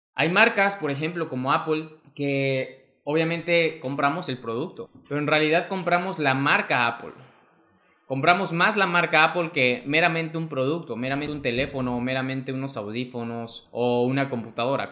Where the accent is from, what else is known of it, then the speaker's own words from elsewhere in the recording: Mexico; mexicano, emprendedor y empresario